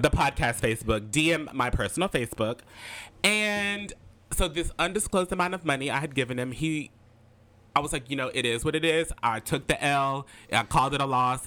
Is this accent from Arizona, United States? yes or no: no; Alexandria, Louisiana, United States; moved away as an adult; now in Lafayette, United States; as you may know, I live in Lafayette, Louisiana. I'm originally from Alexandria, Louisiana